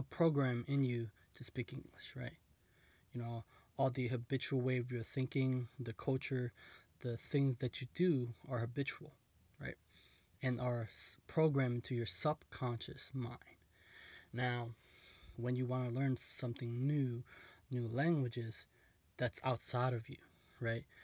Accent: United States; I was born in America

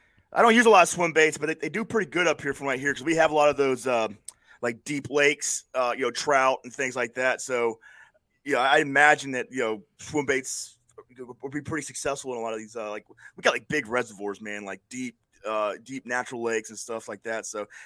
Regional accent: Florida, United States; I just because I grew up in Florida, and so the bands like

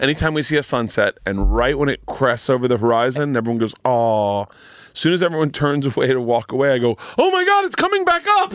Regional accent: Florida, United States; I grew up in Florida

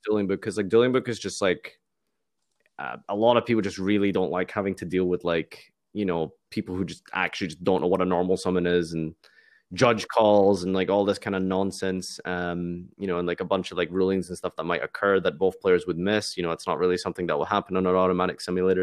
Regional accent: Glasgow, Scotland, United Kingdom; I'm from Scotland

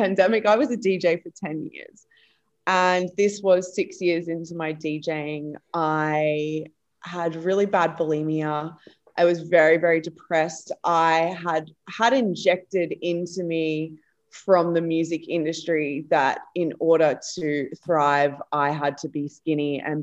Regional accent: Australia; accent: thick Australian; moved away as an adult; also born or lived in Barcelona, Spain / Ibiza, Spain / Berlin, Germany / Portugal; now in Bali, Indonesia; I'm Australian born and bred

